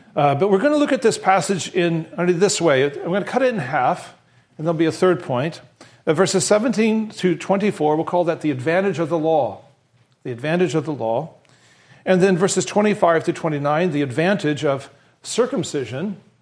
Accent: Western Nebraska, United States; I was raised in Western Nebraska

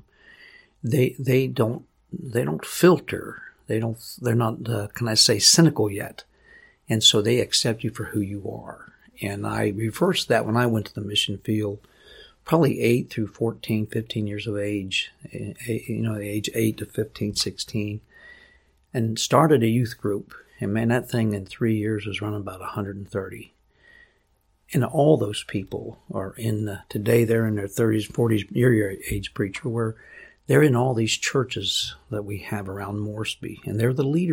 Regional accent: United States; also born or lived in Papua New Guinea; I'm American

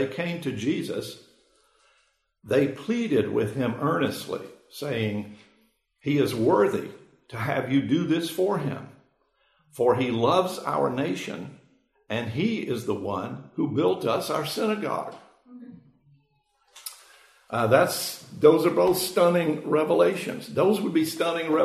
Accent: Macon, Georgia, United States; I grew up in Macon, Georgia

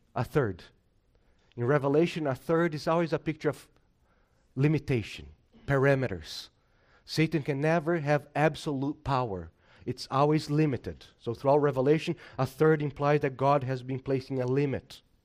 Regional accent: Brazil; moved away; I'm from Brazil

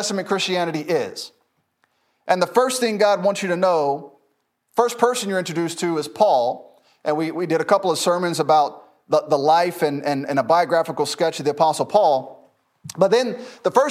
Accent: Memphis, Tennessee, United States; now in Lucedale, United States; I grew up in Memphis

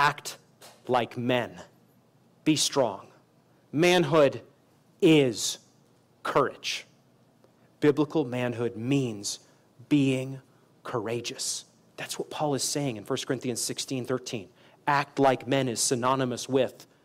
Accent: Maine, United States; now in Kansas City, United States; I'm from Maine

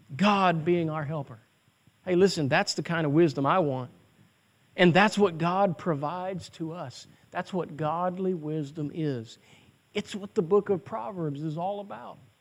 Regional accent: United States; as American citizens

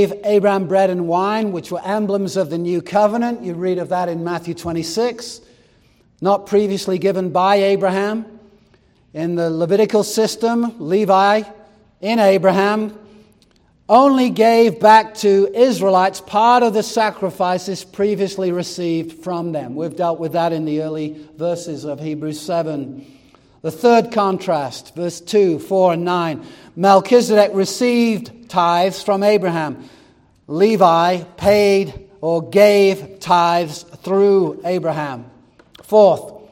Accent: England, United Kingdom; moved away; I grew up in England

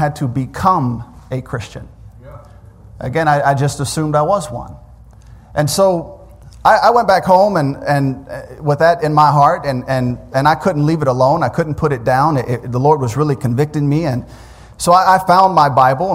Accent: Memphis, Tennessee, United States; moved away as an adult; also born or lived in DeLand, Florida / Saudi Arabia; We grew up in Memphis

